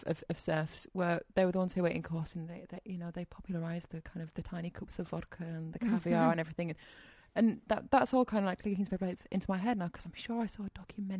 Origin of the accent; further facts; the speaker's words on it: Leeds, Yorkshire and the Humber, United Kingdom; I'm 29, I'm from Leeds, and I have an interest in cooking.